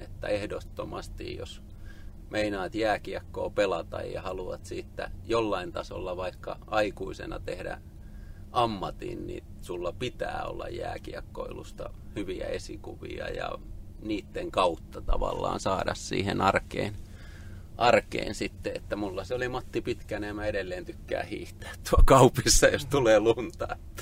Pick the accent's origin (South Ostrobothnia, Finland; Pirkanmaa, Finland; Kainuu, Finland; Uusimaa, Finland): Pirkanmaa, Finland; Tampere; Mä oon Tampereen kasvatti ja asunut koko lapsuuteni lähellä hakametsää